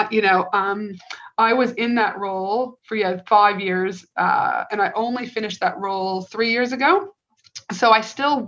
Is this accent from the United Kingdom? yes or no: no; Canada; moved away as an adult; also born or lived in Albuquerque, New Mexico, United States / North Carolina, United States / Tasmania, Australia; now in Queensland, Australia; I'm originally from Canada